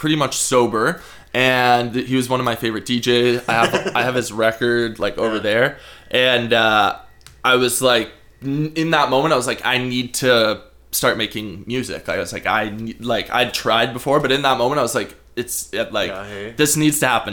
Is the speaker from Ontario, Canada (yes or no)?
yes; Guelph, Ontario, Canada; now in Nelson, Canada; I grew up in Guelph, Ontario